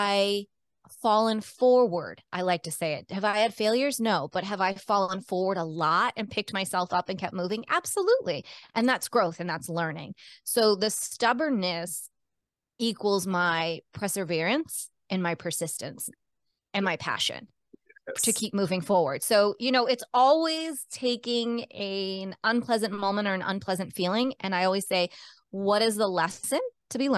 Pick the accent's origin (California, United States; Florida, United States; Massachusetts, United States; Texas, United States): Massachusetts, United States; Cape Cod; also born or lived in Baltimore, Maryland / Rhode Island / Colorado; I was born in Baltimore, Maryland, and grew up on Cape Cod, which is an island south of Boston in Massachusetts, surrounded by the ocean